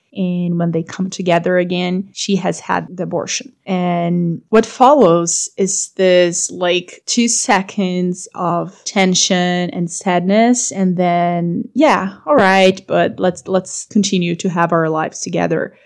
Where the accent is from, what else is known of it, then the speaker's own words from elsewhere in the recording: Brazil; also born or lived in Europe; I'm from Brazil